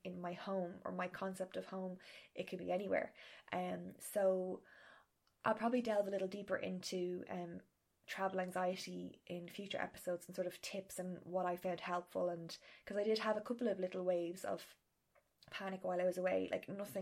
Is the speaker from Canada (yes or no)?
no; Ireland; being Irish because we don't like asking for help